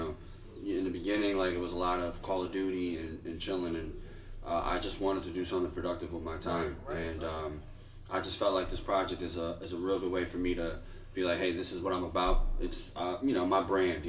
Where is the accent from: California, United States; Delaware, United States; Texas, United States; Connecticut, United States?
Connecticut, United States; Stratford; moved away as an adult; also born or lived in Hawaii; I grew up in Stratford.